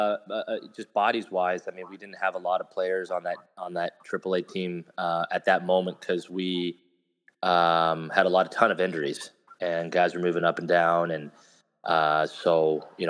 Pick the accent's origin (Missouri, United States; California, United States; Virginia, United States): Missouri, United States; Kansas City; in Kansas City, in my hometown, you know, 15 minutes from my house